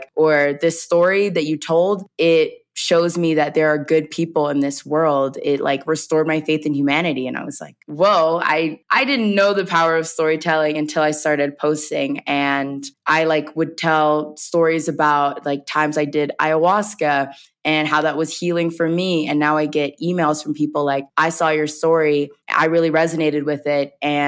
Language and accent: English; the South, United States; And I come from the South. So everyone, it's like storytelling is really big in the South